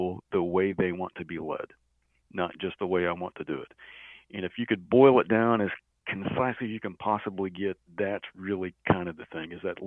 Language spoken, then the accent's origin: English; Mannford, Oklahoma, United States; I'm from Manford, Oklahoma